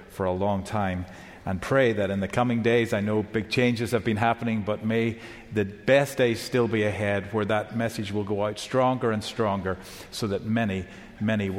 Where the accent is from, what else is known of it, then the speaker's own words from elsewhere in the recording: Northern Ireland, United Kingdom; now in Georgia, United States; I live in Georgia now currently, but I come from Northern Ireland originally